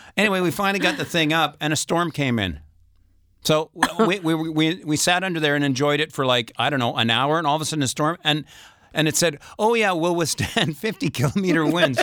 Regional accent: northern Saskatchewan, Canada; moved away as an adult; now in France; we used to have a place in northern Saskatchewan

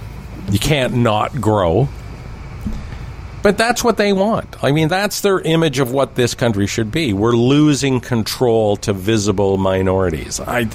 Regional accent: Toronto, Ontario, Canada; when I grew up in Scarborough.

